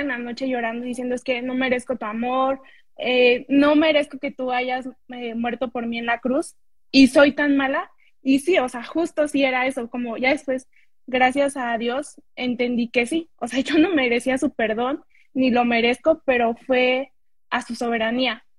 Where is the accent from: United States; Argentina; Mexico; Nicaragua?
Mexico; State of Mexico; yo soy de, México, del Estado de México, pero estamos como muy cerquitas de Ciudad de México